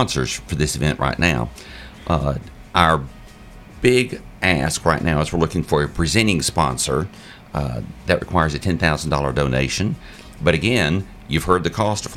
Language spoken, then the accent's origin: English; Murfreesboro, Tennessee, United States; I grew up here in Murfreesboro